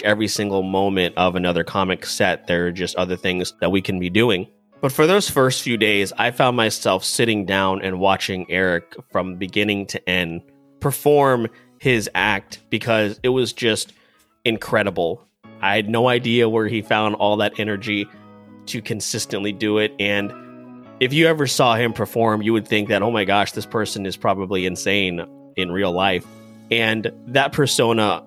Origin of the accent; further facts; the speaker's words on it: Jacksonville, Florida, United States; moved away as an adult; now in Dallas, United States; outside of Jacksonville, my hometown